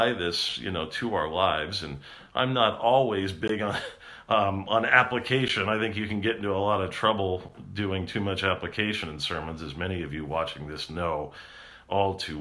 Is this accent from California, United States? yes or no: yes; California, United States; I'm a Californian.